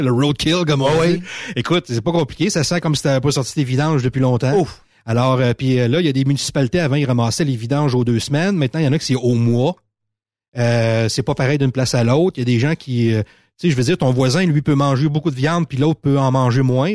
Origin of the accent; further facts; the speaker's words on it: Montmagny, Quebec, Canada; j'ai grandi à Montmagny.